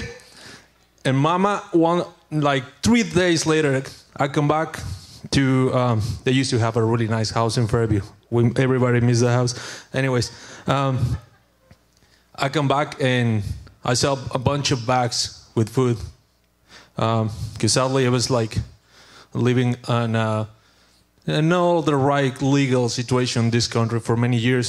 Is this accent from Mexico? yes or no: yes; Mexico; English is a second language; moved away as an adult; now in United States; I'm from Mexico